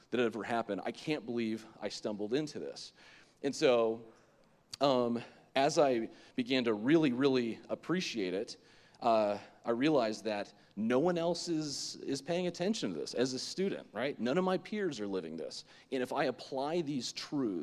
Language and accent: English; Lake Worth, Florida, United States; I grew up in Lake Worth, Florida, West Palm Beach area, and so from the ages of 0 to 18